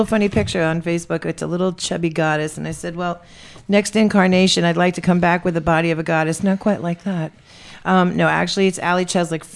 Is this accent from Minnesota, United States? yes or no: no; New York, United States; moved away; I'm from New York